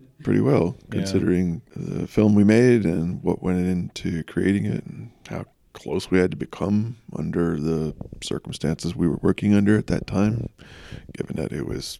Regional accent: London, United Kingdom; I was raised seeing plays in London, which opened my eyes to the world of acting.

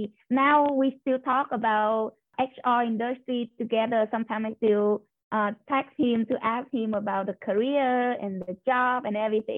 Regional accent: Ho Chi Minh City, Vietnam; moved away as an adult; now in Kamloops, Canada; I come from Ho Chi Minh City. That's the biggest city in my country. So and then when I came to Kamloops, a little bit shocked to me at first. But the more I live here, the more I feel like, oh, it's a good place to live.

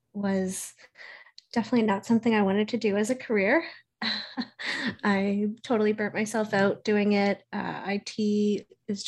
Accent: Halifax, Nova Scotia, Canada; I'm from Halifax, Nova Scotia, Canada

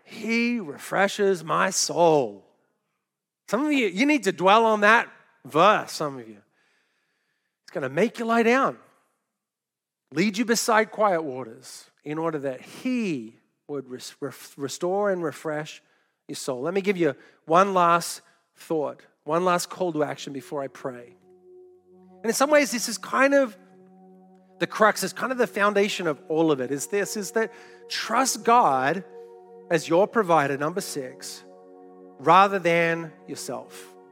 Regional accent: Australia; moved away; also born or lived in New York City, United States; I grew up in Australia and had never shot a gun until I moved to New York City

